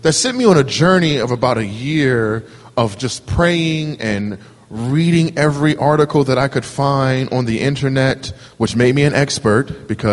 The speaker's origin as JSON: {"language": "English", "town": "Camden", "region": "New Jersey", "country": "United States", "tie": "born or raised there", "moved": "as an adult", "lives_now": "Wilmington, United States", "said": "I'm from New Jersey myself, a little town called Camden. You may have heard of it. It's got a pretty decent reputation for being not so decent. But I'm born and raised there, so that's home for me."}